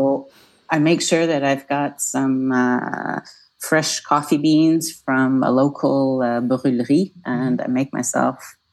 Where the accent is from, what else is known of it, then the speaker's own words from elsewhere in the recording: Canada; moved away as an adult; also born or lived in Nova Scotia; now in France; as a Canadian, I grew up with empty beaches where my mom's from in Nova Scotia